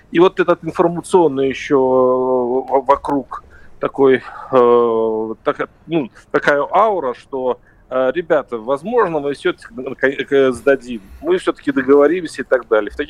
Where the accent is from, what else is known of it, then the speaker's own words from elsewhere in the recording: Moscow, Russia; Я сам из Москвы, знаешь.